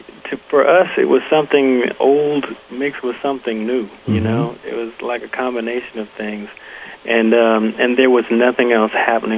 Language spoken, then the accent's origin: English; Buffalo, New York, United States; we grew up together in Buffalo, New York.